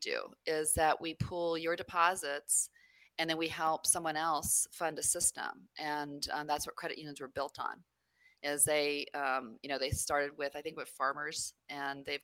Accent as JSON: {"language": "English", "region": "New Mexico", "country": "United States", "tie": "born or raised there", "also_born_or_lived": "San Francisco Bay Area, California", "said": "I was born in the Bay Area, and okay. But I grew up in New Mexico. Most of my time was spent in New Mexico."}